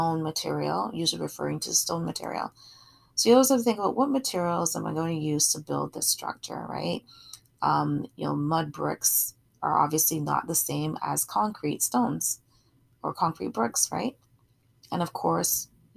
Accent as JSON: {"language": "English", "country": "Barbados", "moved": "yes", "lives_now": "Canada", "said": "I'm from Barbados originally, and I have a lot of family throughout the Caribbean."}